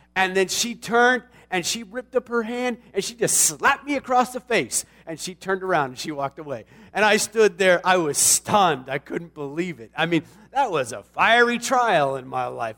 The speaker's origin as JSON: {"language": "English", "town": "Tucson", "region": "Arizona", "country": "United States", "tie": "born or raised there", "said": "the Coca-Cola plant in my hometown in Tucson, Arizona"}